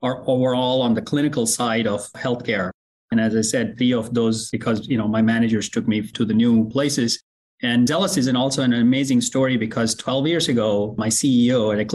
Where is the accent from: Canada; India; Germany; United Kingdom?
India; English is a second language; moved away as an adult; also born or lived in Oklahoma; now in United States; I grew up in India, in a very small farming community.